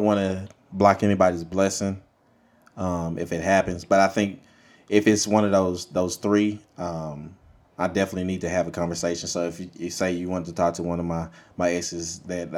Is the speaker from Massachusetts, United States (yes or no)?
no; Monroe, Louisiana, United States; now in Dallas, United States; I'm from Monroe, Louisiana originally